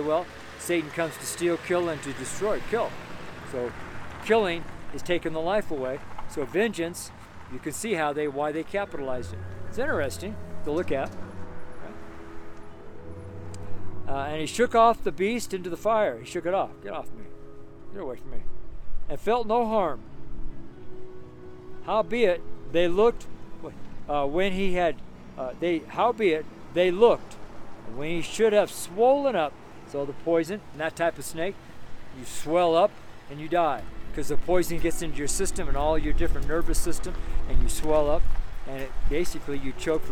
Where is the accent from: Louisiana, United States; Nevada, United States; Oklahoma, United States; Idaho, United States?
Nevada, United States; Washoe Valley; now in Nederland, United States; where I was raised in Washoe Valley, there are a lot of rattlesnakes